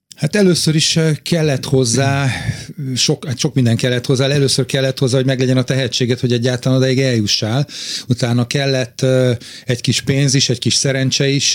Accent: Budapest, Hungary; én jó magam városmajori srác vagyok, a szüleim a János Kórházhoz közel laktak, ott nőttem föl

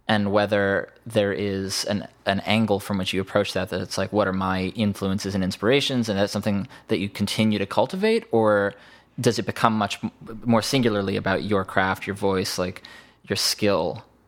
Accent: Bethesda, Maryland, United States; moved away; also born or lived in New York; I grew up in Bethesda

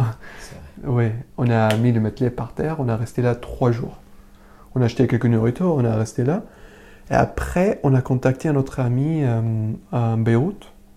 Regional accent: Damascus, Damascus Governorate, Syria; French is a second language; moved away as an adult; also born or lived in Homs; now in France; je viens originalement de Syrie, de Damas

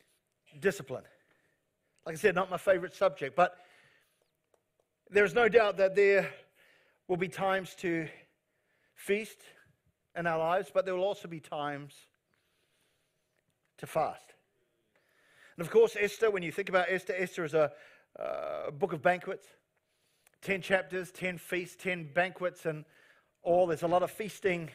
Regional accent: New Zealand; I'm a Kiwi

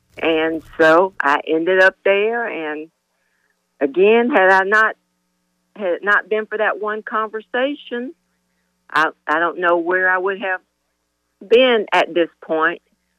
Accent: Blounts Creek, North Carolina, United States; I actually grew up in a small, very small town called Blunt's Creek, North Carolina. Mm-hmm. I think you may have heard me say I went to Chalkawinity High School. And of course, that was a real small 1A school back in the day.

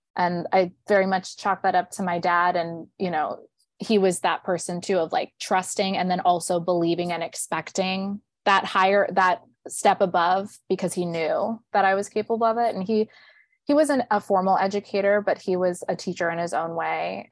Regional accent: Riverside, California, United States; moved away as an adult; now in New York, United States; I grew up in Riverside, California.

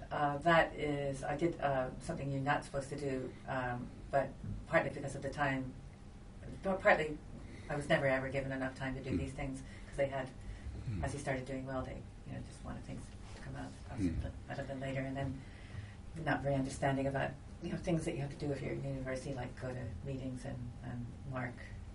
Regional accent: Istanbul, Turkey; So I was so excited when it got to all the accidents on the Bosphorus, because I grew up on the Bosphorus and I remember those ships running aground.

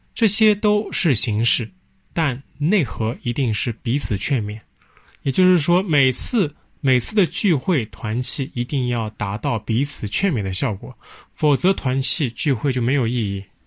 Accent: China; 作为中国人

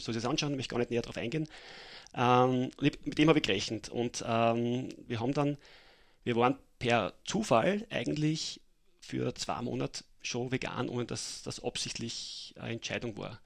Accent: Mattersburg, Burgenland, Austria; moved away as an adult; now in Vienna, Austria; aufgewachsen in Mattersburg und bin mittlerweile seit äh, zehn Jahren in Wien

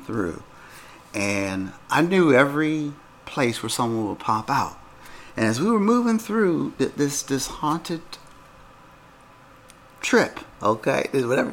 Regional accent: Pennsylvania, United States; I grew up in Pennsylvania

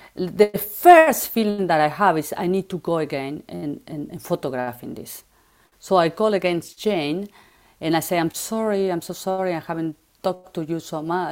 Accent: Buenos Aires, Argentina; English is a second language; moved away as an adult; now in Paris, France; I'm from Argentina. I grew up in Buenos Aires

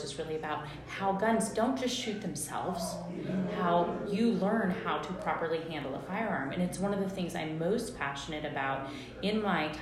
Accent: about an hour from the Oregon border, Northern California, United States; we're from Northern California. I grew up about an hour from the Oregon border, way up in the mountains, a small community, very rural.

